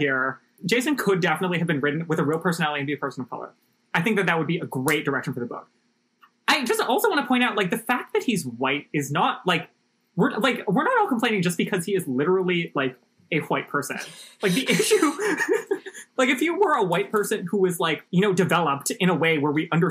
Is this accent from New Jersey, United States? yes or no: no; Hawaii, United States; we grew up in Hawaii